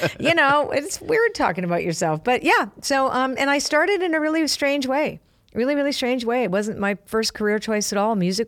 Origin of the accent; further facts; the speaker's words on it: Canada; Well, I'm Canadian, and Canadians have a tendency to be a little self-deprecating, right?